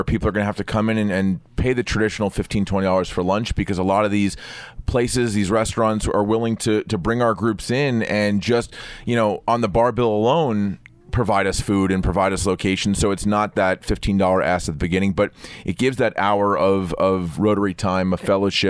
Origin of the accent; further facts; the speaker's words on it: New York, United States; And here it is, I'm a banker from New York.